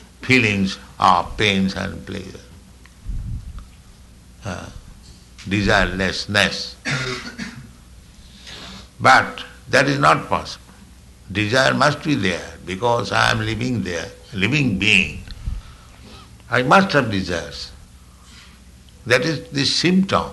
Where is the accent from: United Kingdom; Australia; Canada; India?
India; I am Indian